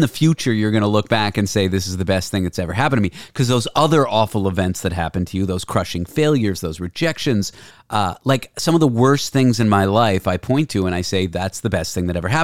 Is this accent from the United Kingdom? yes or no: no; Toronto, Ontario, Canada; also born or lived in San Francisco; now in New York, United States; I'm from Toronto and I live in New York.